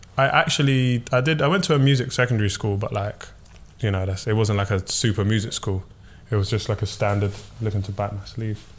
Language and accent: English; London, United Kingdom; I'm from South London